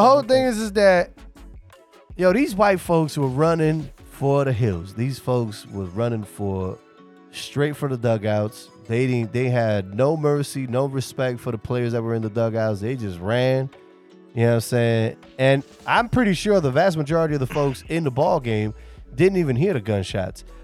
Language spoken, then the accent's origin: English; New York City, New York, United States; moved away